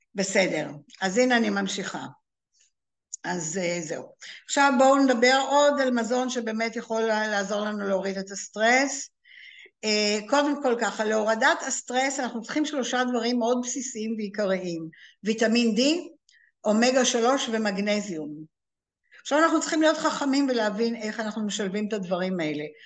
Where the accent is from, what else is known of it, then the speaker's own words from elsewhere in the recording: Israel; לנו כישראלים